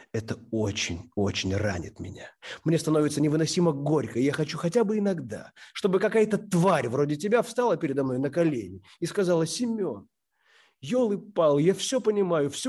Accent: Kyiv, Ukraine; now in Tallinn, Estonia; Я из Киева, но уже энное количество лет живу в Таллине.

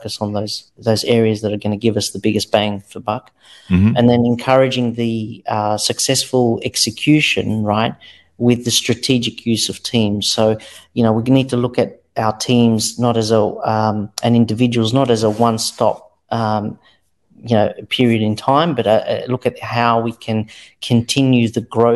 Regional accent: Australia; I grew up here in Australia

